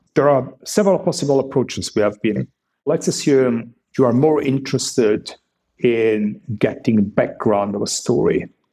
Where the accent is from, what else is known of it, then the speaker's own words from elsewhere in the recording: Italy; now in Germany; I was born in Italy